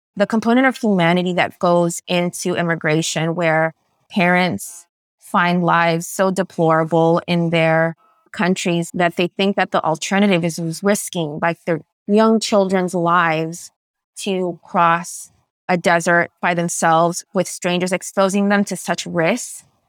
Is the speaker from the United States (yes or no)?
yes; San Francisco, California, United States; first language Spanish; English is a second language; Growing up in San Francisco, which is where I was born, was an incredibly culturally enriching experience